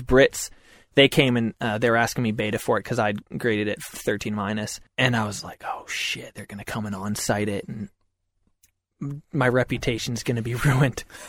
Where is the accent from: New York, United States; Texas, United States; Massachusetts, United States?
Massachusetts, United States; Concord; I grew up in Massachusetts